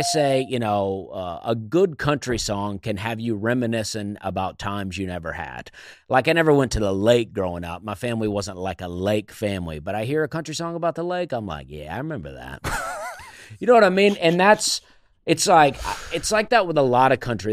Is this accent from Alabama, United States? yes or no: yes; Opelika, Alabama, United States; now in Nashville, United States; I am from Alabama, a town called Opelika, Alabama